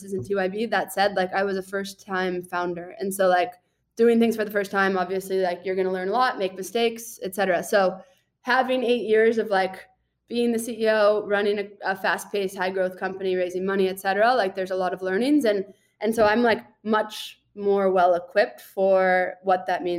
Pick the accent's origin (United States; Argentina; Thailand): United States; Boulder, Colorado; also born or lived in Austin, Texas; now in Tucson, United States; I grew up in Boulder, Colorado